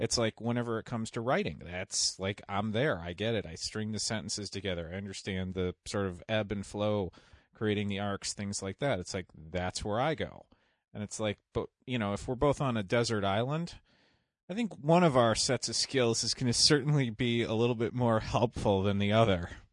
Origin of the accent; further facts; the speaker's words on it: just outside Chicago, Illinois, United States; I grew up just outside Chicago